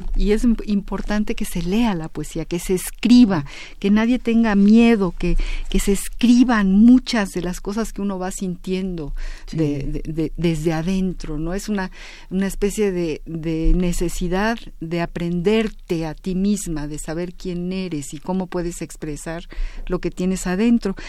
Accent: Mexico; nacimos ya en México, pero que nuestros padres vinieron a causa de la Guerra Civil Española, y aquí hicieron su vida y nosotros nos volvimos absolutamente mexicanas

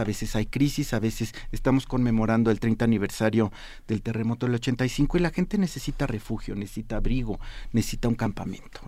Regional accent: Mexico City, Mexico; la casa de ustedes San Mateo que se celebró ayer. Se vistió mi pueblo

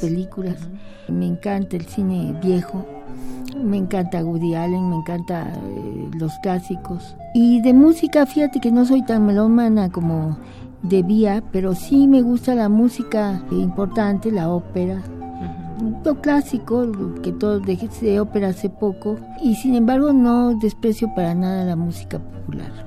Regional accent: Mexico; soy una mexicana

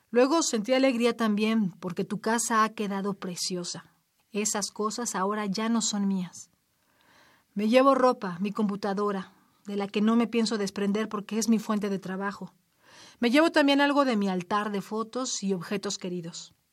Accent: Lima, Peru; moved away as an adult; now in Barcelona, Spain; Yo, como ella, hace igual cantidad de años me mudé de Lima a Barcelona. Hemos madurado lejos de todo. Nos hemos vuelto madres en el extranjero

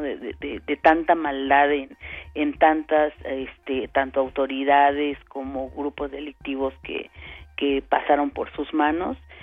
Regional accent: Mexico; nosotros, por ejemplo, aquí en, en, en México

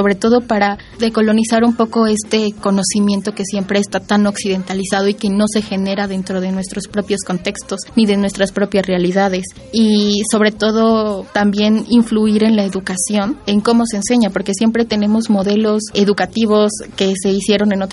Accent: Santa María Tlahuitoltepec, Oaxaca, Mexico; born or raised there; moved away as an adult; now in Mexico City, Mexico

